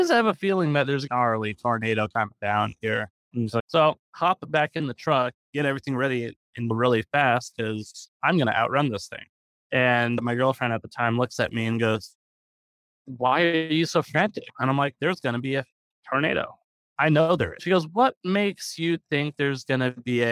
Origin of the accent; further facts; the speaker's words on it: Seattle, Washington, United States; moved away; also born or lived in Ballard, Washington; I grew up in Seattle